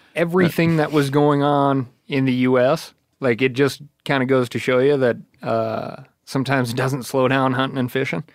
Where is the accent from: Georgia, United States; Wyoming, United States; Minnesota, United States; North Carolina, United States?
Wyoming, United States; growing up in Wyoming